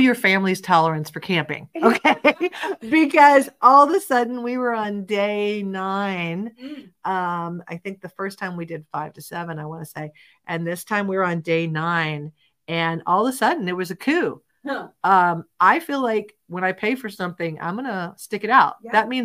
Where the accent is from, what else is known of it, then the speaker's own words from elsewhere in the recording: Florida, United States; I'm from Florida